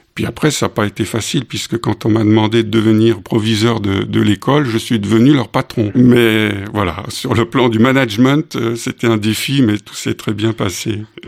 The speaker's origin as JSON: {"language": "French", "town": "Collonges-sous-Salève", "region": "Auvergne-Rhône-Alpes", "country": "France", "tie": "born or raised there", "also_born_or_lived": "Cameroon / Strasbourg / Mulhouse, Alsace", "said": "j'étais dans les valises et je, je suis arrivé dans, sur ce campus comme étudiant"}